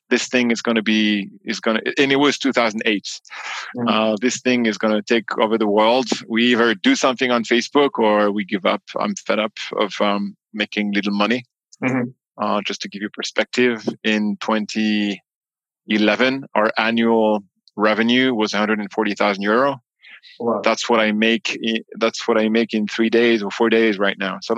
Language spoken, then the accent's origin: English; New York, United States; born there; also born or lived in France; citizen born in New York, so I also have the U.S. passport, which makes me a funny beast um, because I'm both American and French, which is a weird mix.